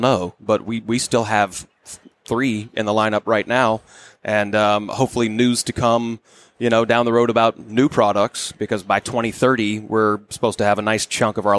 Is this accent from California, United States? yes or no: no; Florida, United States; moved away as an adult; also born or lived in Georgia / North Carolina; now in Los Angeles, United States; I'm originally from Florida and spent most of my time in the Southeast. Florida, Georgia, went to middle school, high school, college in North Carolina